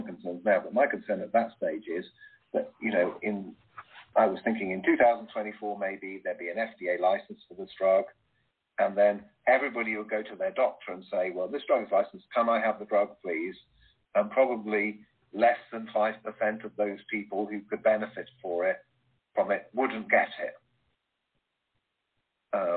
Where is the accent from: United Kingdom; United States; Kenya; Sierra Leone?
United Kingdom; Being British